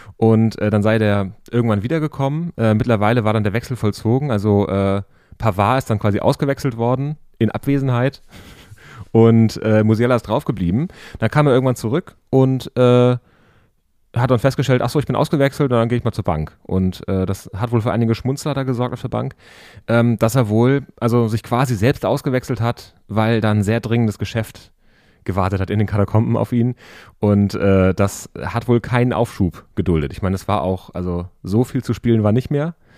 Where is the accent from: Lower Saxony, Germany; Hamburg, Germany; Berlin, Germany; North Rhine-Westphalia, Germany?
Berlin, Germany; als Berliner